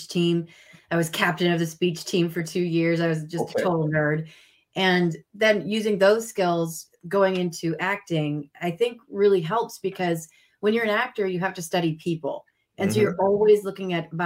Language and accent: English; Minneapolis, Minnesota, United States; also born or lived in New York City; I'm originally from Minneapolis, Minnesota, where the weather is incredibly cold.